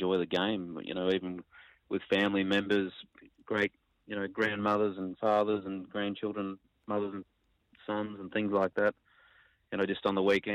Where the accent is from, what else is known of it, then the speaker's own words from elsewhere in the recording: Ballarat, Victoria, Australia; now in Queensland, Australia; I grew up in Ballarat in Victoria playing with my mum and dad.